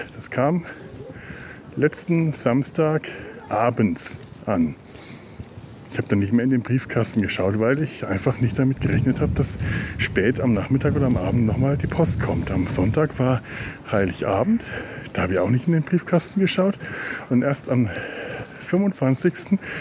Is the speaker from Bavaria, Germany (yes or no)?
yes; Werneck, Bavaria, Germany; now in Cologne, Germany; Dafür ist es einfach meine alte Heimat. Die ist Teil von mir. Die ist so sehr Teil von mir. So sehr werde ich in Köln nie verwurzelt sein, dass meine eigentlichen Wurzeln nicht letzten Endes doch hier sind